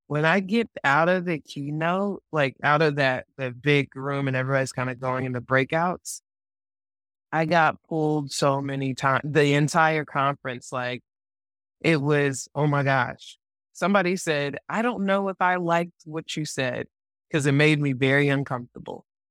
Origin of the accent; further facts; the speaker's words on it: Atlanta, Georgia, United States; my hometown of Atlanta